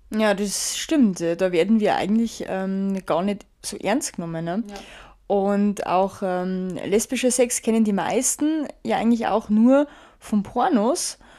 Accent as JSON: {"language": "German", "country": "Germany", "said": "bei uns in Deutschland"}